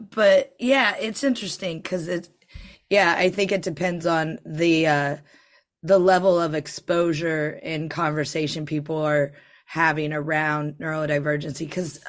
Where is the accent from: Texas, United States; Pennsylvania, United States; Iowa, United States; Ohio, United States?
Ohio, United States; Greenville; moved away as an adult; also born or lived in New York City; now in United Kingdom; Greenville, Ohio, where I'm from.